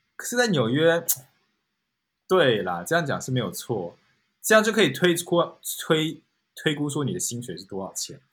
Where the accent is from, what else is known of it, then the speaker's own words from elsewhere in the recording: Kaohsiung, Taiwan; moved away as an adult; also born or lived in Taichung / Taipei / Hangzhou / Beijing; now in New York, United States; 因为我是高雄人，所以我在高雄长大，所以其实高雄住最久